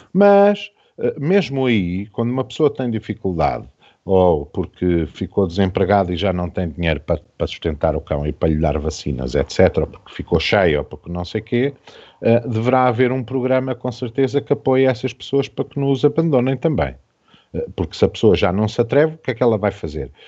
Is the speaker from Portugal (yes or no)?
yes; Portugal; enquanto portugueses